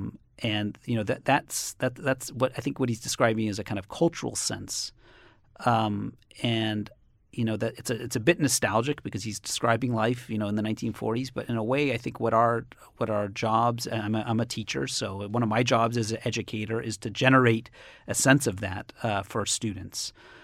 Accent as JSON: {"language": "English", "town": "Cambridge", "region": "Massachusetts", "country": "United States"}